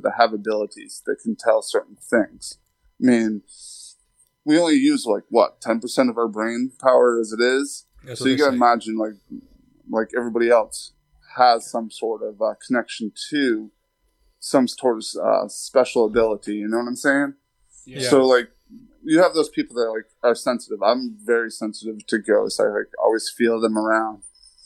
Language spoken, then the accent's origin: English; Northeast Kingdom, Vermont, United States; now in Roanoke, Virginia, United States; When I was a child, I grew up in Northeast Kingdom, Vermont